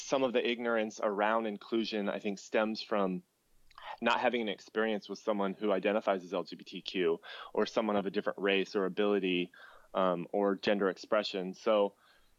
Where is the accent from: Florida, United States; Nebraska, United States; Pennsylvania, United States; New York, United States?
Nebraska, United States; Pierce; moved away; growing up in Pierce was it was rather difficult